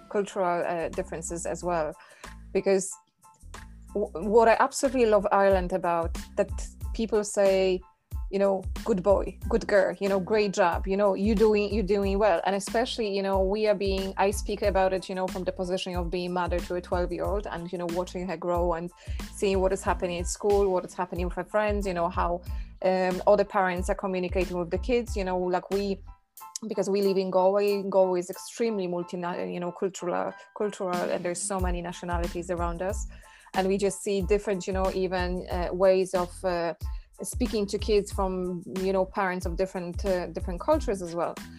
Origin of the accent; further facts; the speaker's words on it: Poland; moved away; living in Poland and growing up in Poland